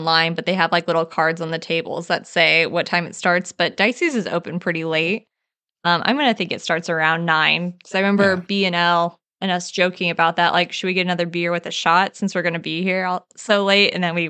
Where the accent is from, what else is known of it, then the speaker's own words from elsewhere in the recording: Missouri, United States; now in Nashville, United States; the tavern that's in my hometown, and not as in Jefferson City, Missouri, but like where I actually live in Missouri, where it's called a tavern